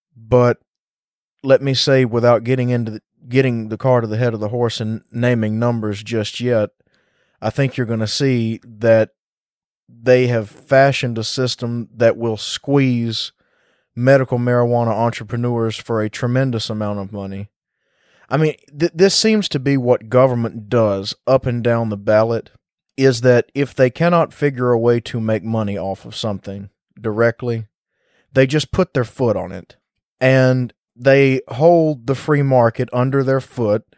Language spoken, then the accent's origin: English; Mississippi, United States; this is my home state, born and raised here